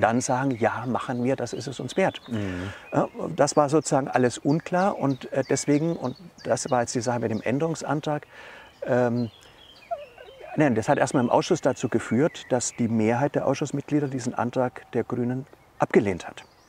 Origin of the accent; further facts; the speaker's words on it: Maintal, Hesse, Germany; Wir kommen beide aus Maintal-Dörnigheim